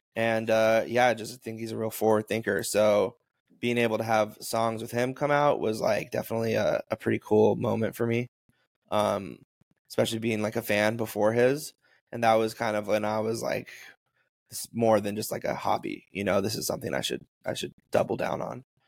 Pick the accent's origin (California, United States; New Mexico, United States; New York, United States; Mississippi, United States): New Mexico, United States; Taos; my friend John and my friend Gabe, who I grew up with in Taos